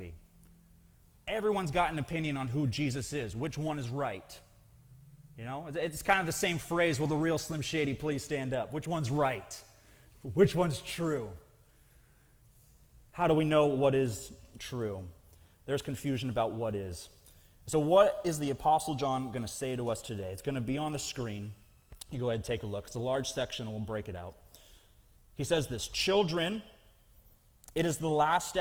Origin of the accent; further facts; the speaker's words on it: Snohomish, Washington, United States; I grew up in Snohomish